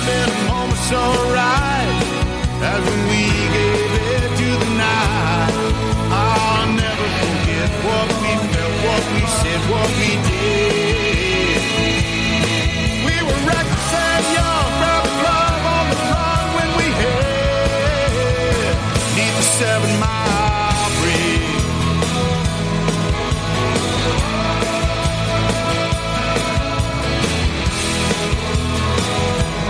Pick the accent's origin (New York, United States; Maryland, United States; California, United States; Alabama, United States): Alabama, United States; Mobile; I grew up in Mobile, 1.5, 2 hours from New Orleans